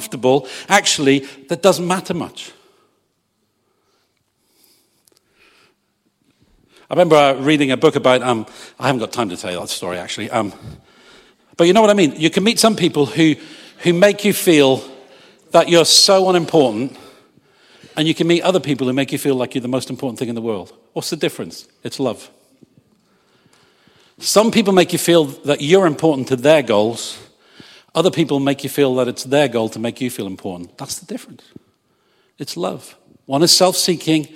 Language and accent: English; England, United Kingdom; I'm English.